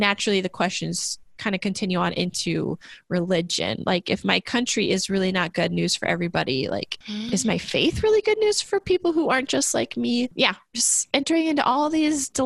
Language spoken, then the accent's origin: English; United States; as an American